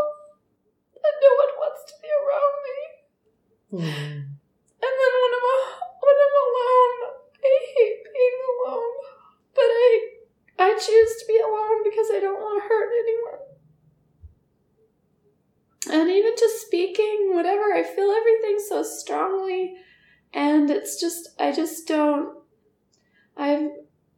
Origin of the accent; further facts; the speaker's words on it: United States; as an American